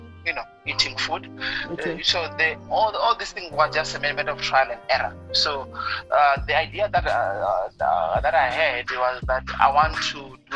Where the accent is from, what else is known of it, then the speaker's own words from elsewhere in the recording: Venda, Limpopo, South Africa; moved away as an adult; also born or lived in Pretoria / Western Cape; I grew up in a village called Manamani. Manamani in Venda. It's just outside Thendo. That's where I was born, and that's where I grew up.